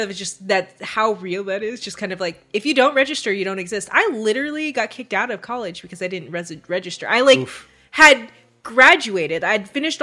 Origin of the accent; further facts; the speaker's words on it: California, United States; I'm from California.